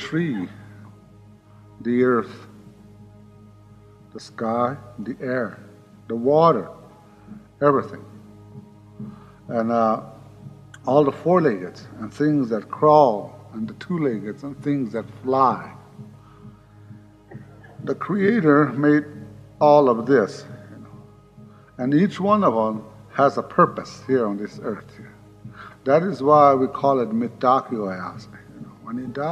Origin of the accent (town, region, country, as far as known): Pine Ridge Indian Reservation, South Dakota, United States; born or raised there